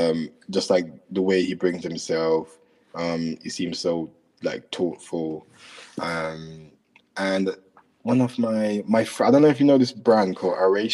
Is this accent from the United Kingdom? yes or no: yes; London, United Kingdom; also born or lived in Jamaica; like I'm from Jamaica, so it's obviously a massive part of who I am. So like I'm mixing like the kind of like growing up in London